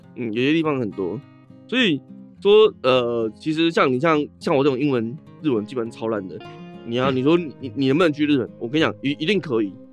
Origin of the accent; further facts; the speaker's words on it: Taiwan; 发现我是台湾人